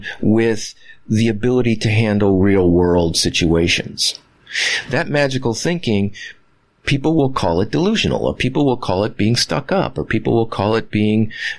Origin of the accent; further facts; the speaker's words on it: Midwest, United States; I was raised in the Midwest